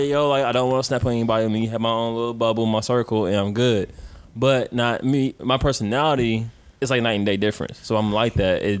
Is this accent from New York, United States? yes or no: no; Detroit, Michigan, United States; I'm from Detroit.